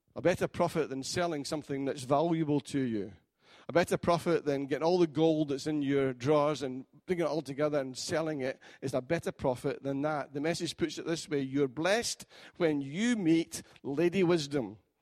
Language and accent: English; Scotland, United Kingdom; as a Scotsman